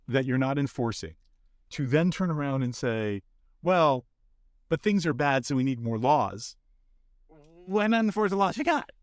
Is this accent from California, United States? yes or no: yes; Los Angeles, California, United States; I grew up in Los Angeles